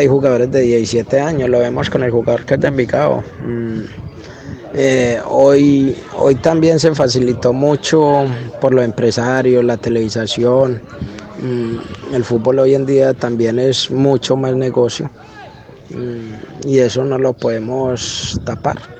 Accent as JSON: {"language": "Spanish", "country": "Colombia", "said": "como colombiano"}